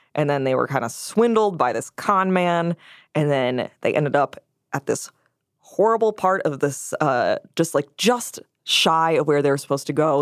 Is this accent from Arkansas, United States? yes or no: no; Wisconsin, United States; my home state